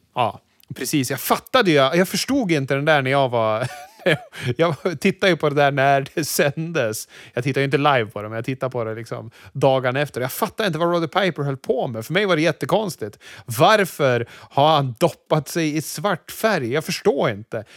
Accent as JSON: {"language": "Swedish", "country": "Sweden", "said": "som vit svensk man"}